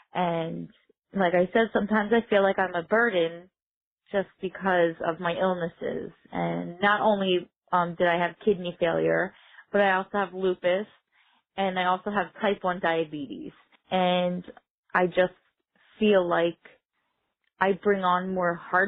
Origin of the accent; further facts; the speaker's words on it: Whitehall, Pennsylvania, United States; I'm from Whitehall, Pennsylvania.